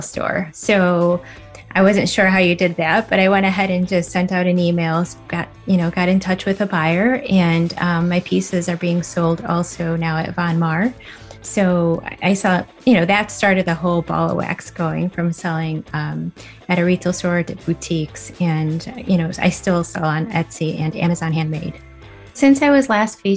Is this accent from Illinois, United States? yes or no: yes; West Chicago, Illinois, United States; I'm from West Chicago, Illinois